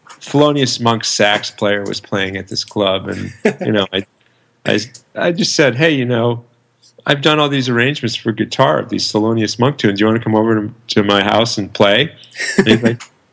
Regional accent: Detroit, Michigan, United States; moved away as an adult; also born or lived in Massachusetts / New York City; I grew up in Detroit. I went to school in Massachusetts and then moved from there to New York City.

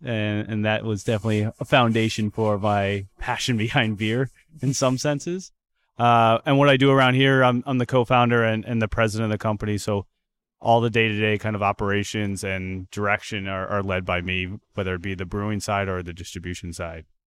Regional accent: outside of Philadelphia, Pennsylvania, United States; now in Everett, United States; I grew up outside of Philadelphia.

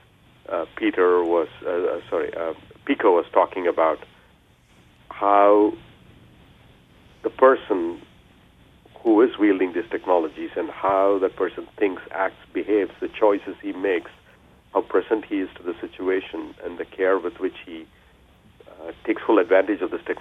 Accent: India; now in United States; I was born and raised in India

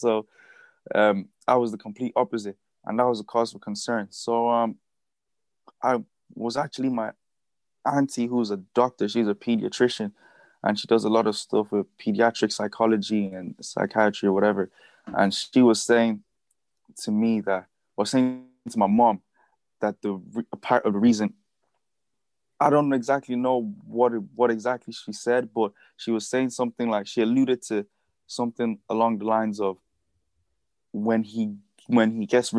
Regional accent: Dublin, Leinster, Ireland; now in Newbridge, Ireland; So I grew up in Blanche, went to school there, made a lot of friends, and yeah, I was pretty much like, that's where I actually identify with that part of Dublin a lot more than I do with Newbridge.

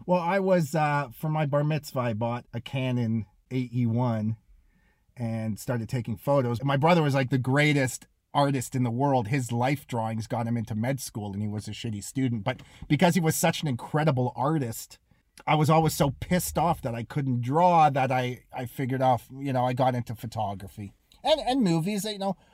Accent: Toronto, Ontario, Canada; moved away as an adult; also born or lived in Los Angeles, United States; I'm a forest hill Jew. But we were the, we were, we were poor. You know, I grew up with billionaires

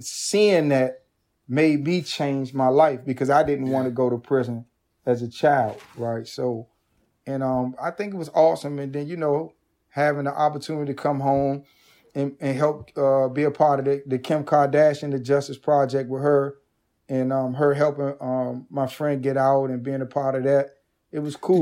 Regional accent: Washington, District of Columbia, United States; being from a marginalized community that was ravaged by crack cocaine and gun violence

